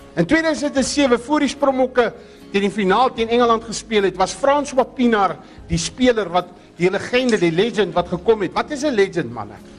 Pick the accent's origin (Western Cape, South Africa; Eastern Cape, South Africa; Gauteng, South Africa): Western Cape, South Africa; Groot Brak River; Ons is daar van Grootbrak rivier af.